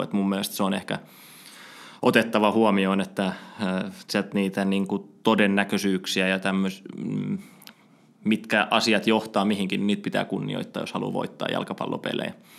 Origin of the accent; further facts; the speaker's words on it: Espoo, Uusimaa, Finland; mä oon espoolainen, espoolainen tota, jalkapallon parissa kasvanut mm, ihminen ja Epsissä aloittanut jalkapallo